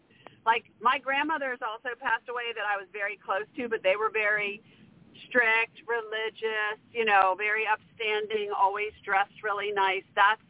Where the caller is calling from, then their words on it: Maryland, United States; I'm calling from Maryland.